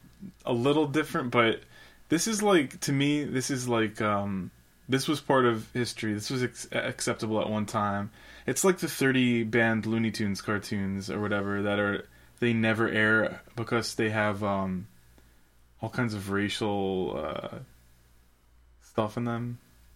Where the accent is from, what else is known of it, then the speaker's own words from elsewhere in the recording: Georgia, United States; born there; Like, I was born in Georgia. This is part of Georgia's history.